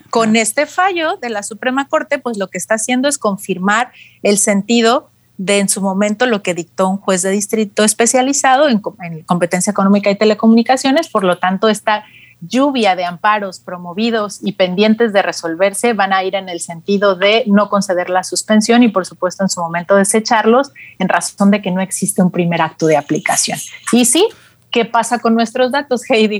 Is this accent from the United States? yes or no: no; Mexico; como mexicanos usuarios de telefonía móvil